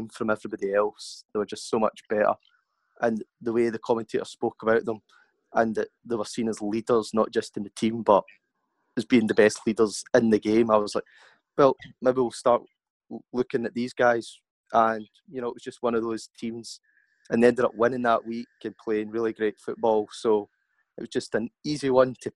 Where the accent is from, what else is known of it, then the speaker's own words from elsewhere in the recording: a little town just south of Glasgow, Scotland, United Kingdom; I'm from a little town just south of Glasgow in Scotland.